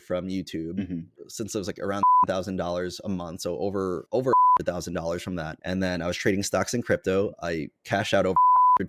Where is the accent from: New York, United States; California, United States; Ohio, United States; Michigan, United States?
New York, United States; I am from New York.